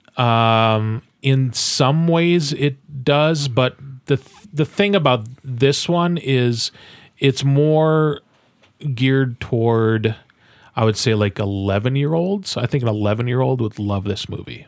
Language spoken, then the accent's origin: English; Midwest, United States; we are from the Midwest as well